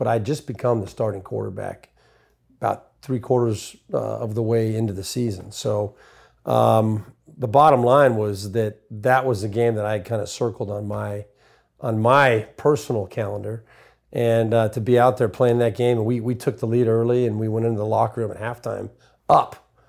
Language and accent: English; California, United States; I grew up in Southern California.